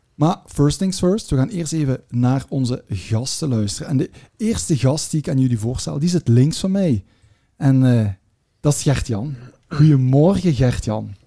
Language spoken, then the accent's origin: Dutch; Belgium; we zijn al met twee Belgen